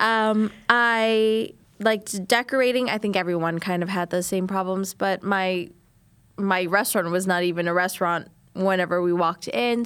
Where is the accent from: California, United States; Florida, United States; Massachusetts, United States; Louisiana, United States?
Louisiana, United States; New Orleans; I'm Vietnamese and I am from New Orleans